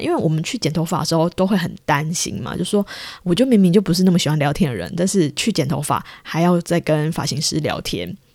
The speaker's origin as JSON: {"language": "Chinese", "country": "Taiwan", "moved": "yes", "lives_now": "Japan", "said": "我是从台湾来的"}